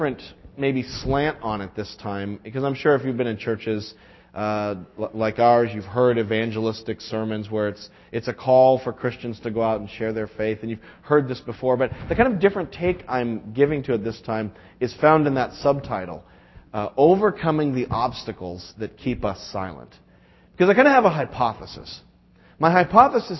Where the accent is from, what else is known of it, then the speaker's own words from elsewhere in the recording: New England, United States; we're from New England